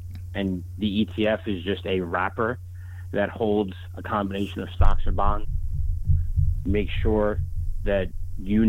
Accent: New York, United States; now in Michigan, United States; growing up in New York and then moving to Michigan

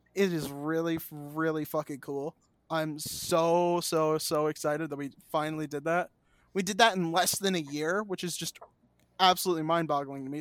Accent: United States; I'm an American.

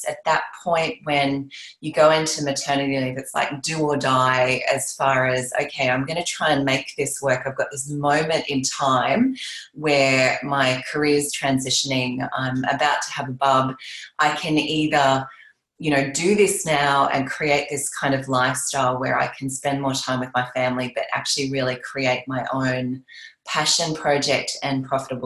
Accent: Australia; I'm an Australian

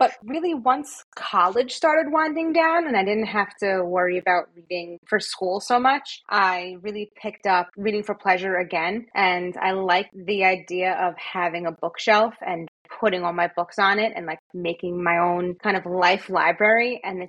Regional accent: New Jersey, United States; Well, I'm born and raised in New Jersey.

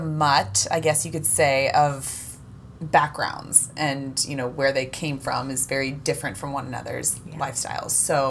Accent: Louisville, Kentucky, United States; I am from Louisville, Kentucky, and my mom is from San Fran. Well, Marin County. My dad's from Kentucky.

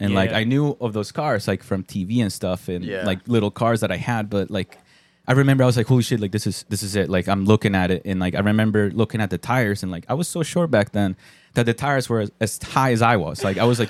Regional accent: Colombia; moved away; I'm Colombian.

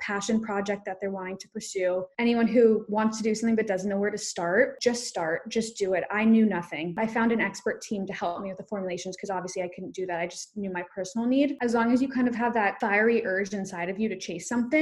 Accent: South Africa; I'm South African. I was born in South Africa. My whole family is

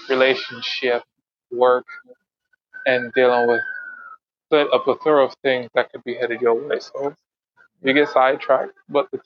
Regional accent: Miami, Florida, United States; born or raised there

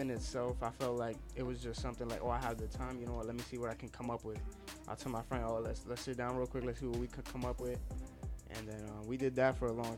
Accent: Union City, New Jersey, United States; moved away as an adult; now in Yonkers, United States; I grew up in Union City back in Jersey. I was there for like 19 years

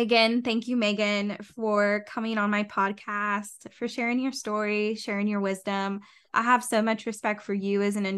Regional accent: Indiana, United States; now in Ohio, United States; I'm from Indiana

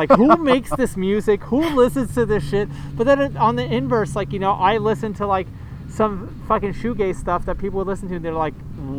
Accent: New York City, New York, United States; I grew up in New York City in the late 80s, early 90s.

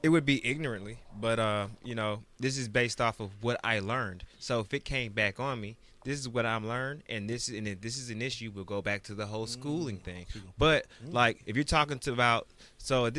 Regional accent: Georgia, United States; being from Georgia, that's all we saw growing up. Even in Atlanta

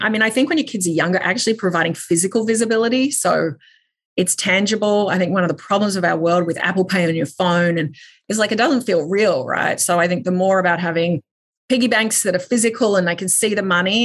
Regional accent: Australia; I grew up in Australia

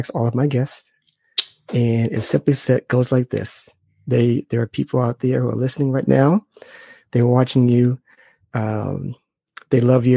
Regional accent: Boston, Massachusetts, United States; I'm from Boston.

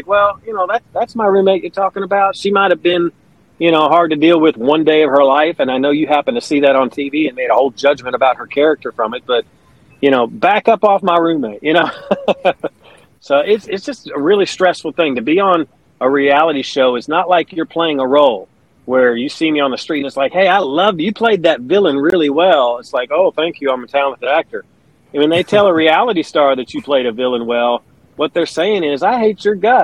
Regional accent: Owensboro, Kentucky, United States; moved away as an adult; also born or lived in Wisconsin / Phoenix, Arizona / Baltimore, Maryland / Pikeville, Kentucky; now in Alabama, United States; Now, my dad, and that's where I say I'm from, because I lived in Owensboro, Kentucky for 22 years.

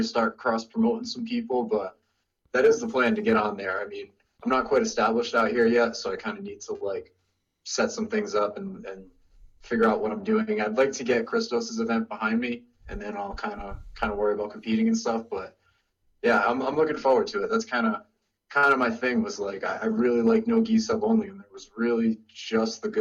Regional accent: Rhode Island, United States; But originally I'm from Rhode Island.

